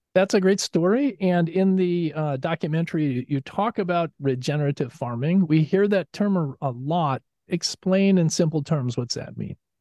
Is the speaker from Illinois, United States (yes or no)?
yes; Chicago, Illinois, United States; I grew up in Chicago